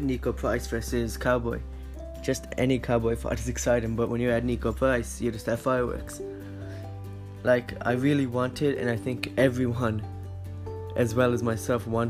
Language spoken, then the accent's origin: English; Ireland; I'm Irish myself